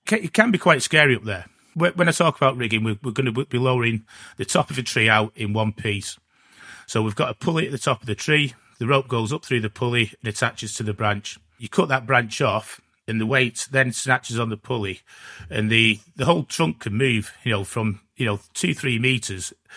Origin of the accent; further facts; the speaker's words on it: Gloucester, South West England, United Kingdom; I'm from Gloucester